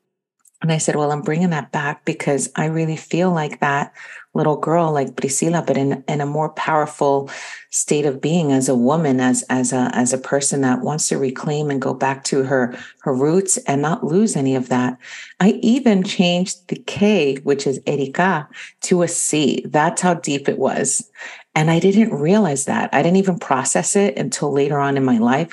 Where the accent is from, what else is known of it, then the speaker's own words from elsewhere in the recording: New York City, New York, United States; first language Spanish; English is a second language; also born or lived in Quito, Ecuador; I came to the United States and lived in Astoria, Queens, in New York